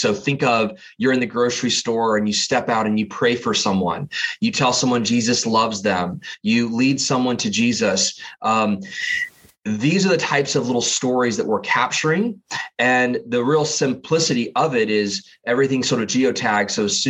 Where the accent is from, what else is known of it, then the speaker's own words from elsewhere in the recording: Massachusetts, United States; born there; now in Portland, United States; I was born actually on the East Coast in Massachusetts, and currently live out here on the West Coast, kind of in the Portland, Oregon area.